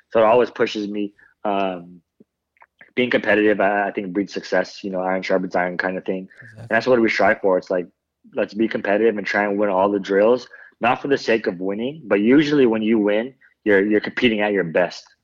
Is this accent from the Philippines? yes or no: yes; Philippines; Yeah, you know, like with being Filipino, it's always a size